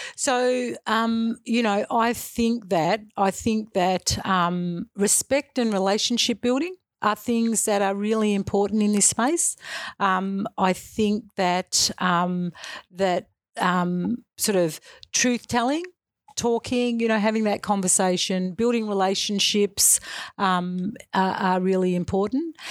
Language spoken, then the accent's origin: English; Western Australia, Australia; also born or lived in Albany, Western Australia; I grew up in Western Australia. in, um, so in a small, a little small country town, um, i-, initially when I was in primary school, and then when I moved into secondary school, um, our f-, my family moved to a bigger a bigger centre, so in Albany, in Western Australia.